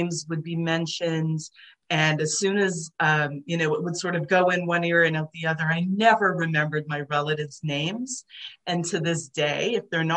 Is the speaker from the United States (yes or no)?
no; Toronto, Ontario, Canada; first language Hungarian; English is a second language; growing up in Toronto, first of all, I didn't speak English when I was little. I started kindergarten only speaking Hungarian